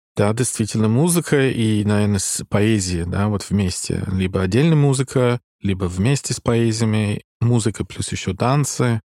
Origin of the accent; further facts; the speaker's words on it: Dublin, Leinster, Ireland; Russian is a second language; moved away as an adult; also born or lived in Moscow; Я из Дублина, да, я там родился и еще живу между Москвой и Дублин постоянно